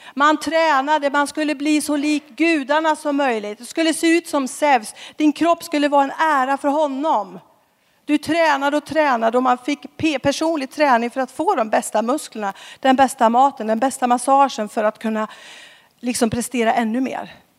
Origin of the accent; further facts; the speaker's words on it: Skara, Västra Götaland, Sweden; moved away as an adult; now in Stockholm, Sweden; Jag är från Skara ursprungligen. Bor i Stockholm sedan 10-12 eh, år tillbaka